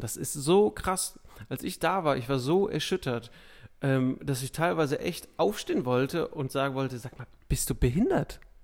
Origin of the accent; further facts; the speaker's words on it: Ruhr area, North Rhine-Westphalia, Germany; aus meiner Heimatstadt sieht man das relativ häufig, dass echt so Häuser abgesackt sind über die Jahre